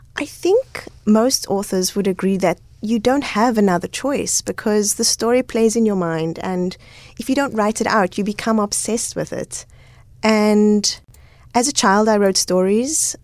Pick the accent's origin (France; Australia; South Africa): South Africa; Cape Town, Western Cape; also born or lived in Goodwood; I grew up all over Cape Town